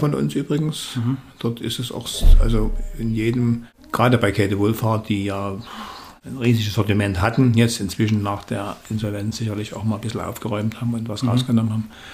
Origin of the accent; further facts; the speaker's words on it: Dresden, Saxony, Germany; ich bin in Dresden geboren